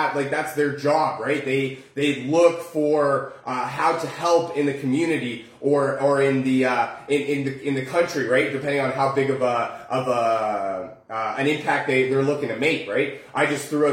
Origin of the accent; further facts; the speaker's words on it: Oakville, Ontario, Canada; we're from Oakville